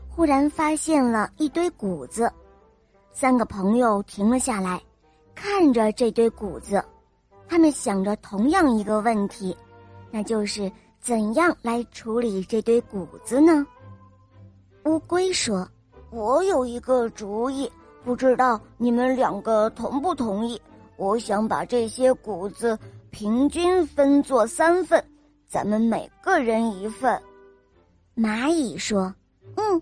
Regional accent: Shaoxing, Zhejiang, China; 我五岁了，我来自浙江绍兴

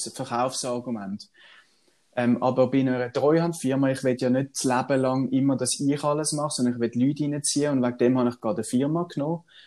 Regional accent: Swabia, Germany; ich bin ja ein gebürtiger Schwab

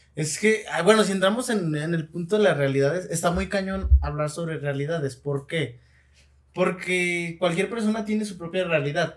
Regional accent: Mexico; a mí como mexicano

